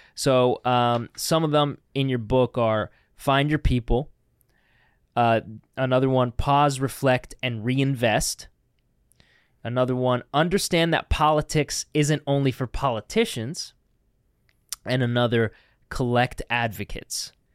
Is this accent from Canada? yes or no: yes; Canada; as a Canadian